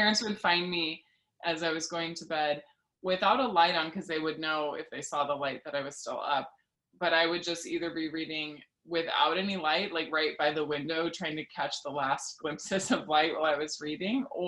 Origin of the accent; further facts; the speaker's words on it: Lincoln, Nebraska, United States; I grew up in Lincoln, Nebraska, and we didn't lock our door pretty much ever